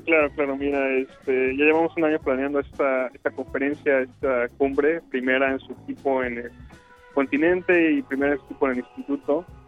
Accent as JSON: {"language": "Spanish", "country": "Mexico", "moved": "yes", "said": "yo soy de México"}